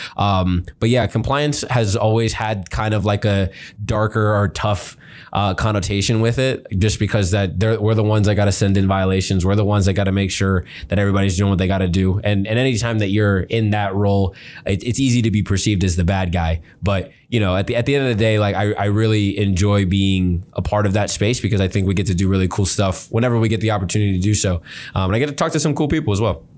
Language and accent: English; Miami, Florida, United States; moved away as an adult; also born or lived in Fort Lauderdale, Florida / Ohio; now in Big Rapids, United States; growing up in Miami